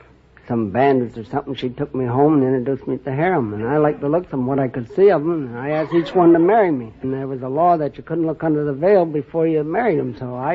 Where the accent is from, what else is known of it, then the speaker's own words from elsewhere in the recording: Alexandria, Virginia, United States; moved away; Alexandria, Virginia.